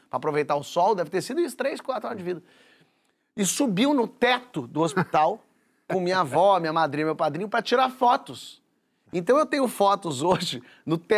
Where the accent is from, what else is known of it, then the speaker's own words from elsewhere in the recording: Rio de Janeiro, Brazil; born there; Primeiro, quando eu nasci, minha mãe aqui no Rio